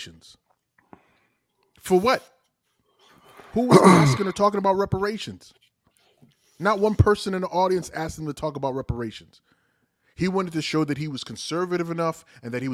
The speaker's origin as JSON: {"language": "English", "country": "Nigeria", "moved": "yes", "lives_now": "United States", "said": "speaking as a Nigerian"}